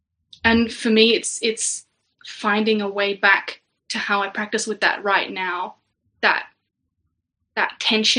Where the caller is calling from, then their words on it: Canberra, Australian Capital Territory, Australia; We're in Australia, in Canberra.